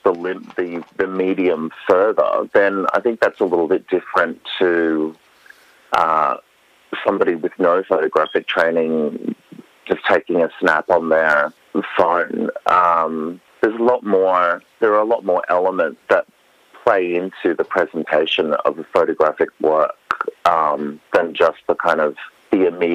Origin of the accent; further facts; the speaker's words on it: Western Queensland, Australia; moved away as an adult; also born or lived in Europe; my childhood growing up in Western Queensland